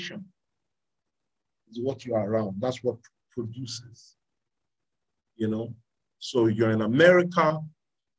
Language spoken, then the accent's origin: English; Nigeria; I was born in Nigeria, I grew up here. The reason why I speak with this accent is because this is what I'm around